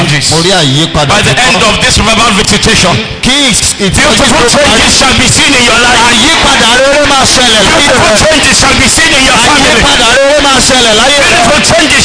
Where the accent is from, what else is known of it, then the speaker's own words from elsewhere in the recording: Kaduna, Kaduna State, Nigeria; I was born and brought up in Kakuri